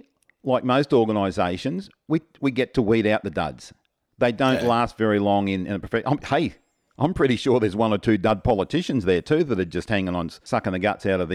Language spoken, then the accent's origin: English; Australia; accent: Australian; She said that her son was struggling to understand me at times due to my heavy Australian accent.